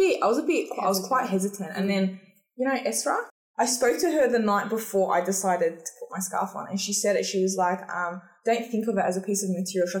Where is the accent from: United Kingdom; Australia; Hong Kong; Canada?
Australia; I am Australian. Like, I was born and raised here